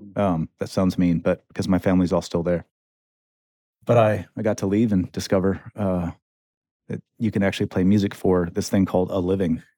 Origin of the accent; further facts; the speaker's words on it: central Michigan, United States; moved away; I come from Michigan, um, small town in central Michigan